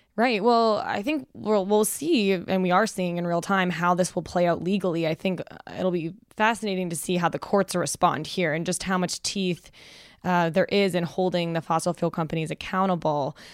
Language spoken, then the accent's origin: English; Canada; moved away; As a Canadian